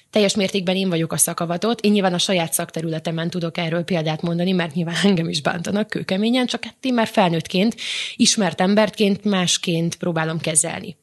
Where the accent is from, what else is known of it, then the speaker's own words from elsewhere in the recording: Vojvodina, Serbia; moved away; vajdaságban eleve kisebbségben éltünk, nőttünk fel